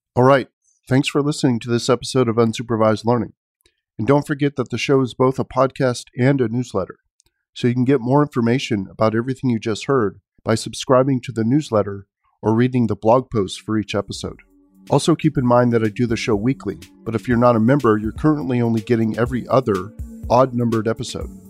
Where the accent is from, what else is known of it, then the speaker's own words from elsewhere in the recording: San Francisco Bay Area, California, United States; Born and raised in the San Francisco Bay Area, liberal down the line